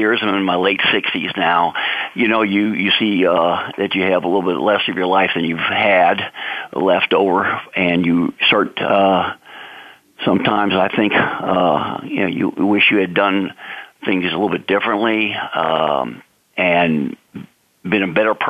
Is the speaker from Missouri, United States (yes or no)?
yes; St. Louis, Missouri, United States; now in Lafayette, Louisiana, United States; I'm calling from my hometown of Lafayette, Louisiana, down here in Cajun country. You know, originally from St. Louis, Missouri